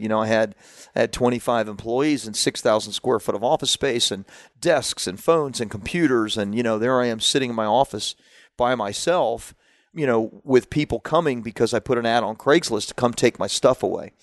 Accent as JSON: {"language": "English", "region": "Central Florida", "country": "United States", "tie": "born or raised there", "also_born_or_lived": "Washington, D.C.", "said": "I grew up in Central Florida, uh, at that time, so, you know, in, in, in the redneck places"}